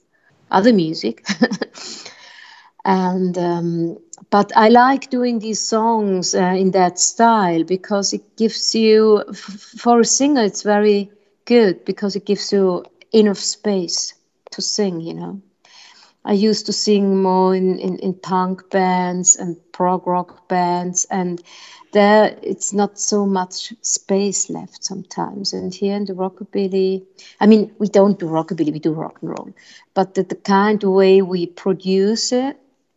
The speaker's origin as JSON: {"language": "English", "country": "Switzerland", "tie": "born or raised there", "second_language": "English", "said": "living here, we grew up with the chansonnier from France, with cantatore from Italy. And that's why in Switzerland"}